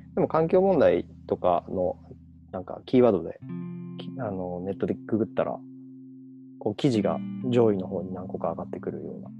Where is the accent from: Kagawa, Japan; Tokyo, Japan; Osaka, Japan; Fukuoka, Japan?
Kagawa, Japan; 香川出身空海と同じ出身地